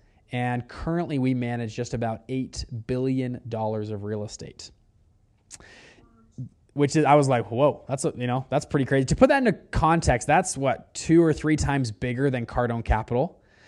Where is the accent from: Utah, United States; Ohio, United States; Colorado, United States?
Utah, United States; Salt Lake City; But I'm from Utah, Salt Lake City, Utah.